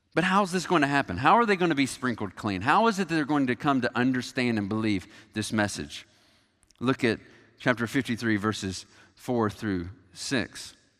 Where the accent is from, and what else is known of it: United States